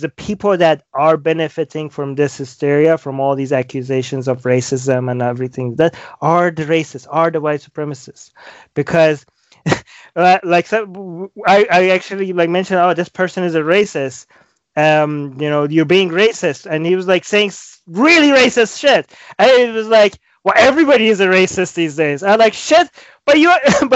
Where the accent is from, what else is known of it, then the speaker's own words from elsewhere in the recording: Iran; moved away as an adult; now in Vancouver, Canada; I was born in Iran, and I used to be Muslim, and now I'm an ex-Muslim